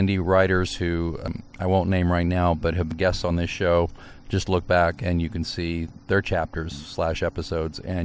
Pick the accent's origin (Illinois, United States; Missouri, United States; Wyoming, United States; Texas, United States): Missouri, United States; I'm from Missouri.